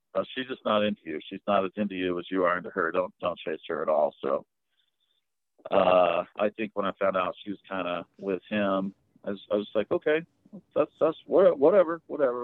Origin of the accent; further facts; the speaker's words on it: Preston, Idaho, United States; also born or lived in Texas; I was born in Texas, but my parents are from Idaho, both of them. And so I was raised in uh, Preston, Idaho, almost my whole life.